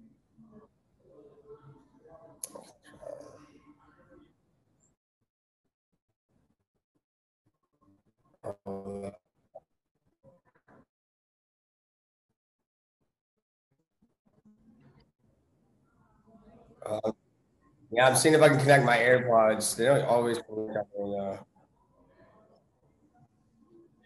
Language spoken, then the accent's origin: English; California, United States; moved away as an adult; also born or lived in Grand Forks, North Dakota / Minnesota / Dallas, Texas; I moved to California, I'd say when I was 6 or 7 years old. My mom ended up marrying somebody that was in the military. And then I ended up going to from elementary school all the way to high school out there in California.